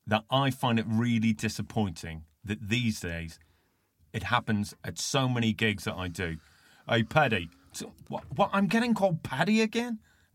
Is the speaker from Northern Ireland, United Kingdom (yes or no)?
yes; Northern Ireland, United Kingdom; moved away as an adult; now in London, United Kingdom; when I grew up in Northern Ireland